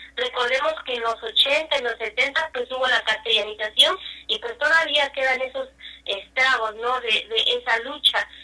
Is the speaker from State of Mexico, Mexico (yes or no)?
no; Altas Montañas region, Veracruz, Mexico; first language Nahuatl; Spanish is a second language; nuestra lengua materna, en este caso nosotros el náhuatl, aquí en la región de las Altas Montañas